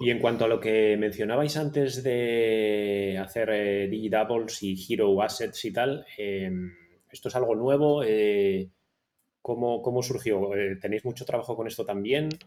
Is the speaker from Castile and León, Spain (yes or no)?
yes; Ponferrada, Castile and León, Spain; also born or lived in Barcelona / Madrid / London; now in Tenerife, Spain; yo soy de León, de Ponferrada